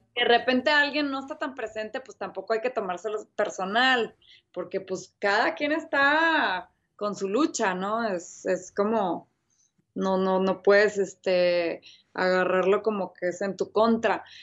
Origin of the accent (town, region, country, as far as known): Mexico